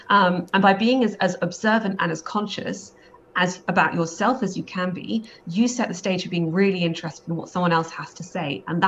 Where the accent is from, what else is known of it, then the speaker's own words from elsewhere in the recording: Scotland, United Kingdom; Always, we're Scottish, so that's exactly, although we don't sound it.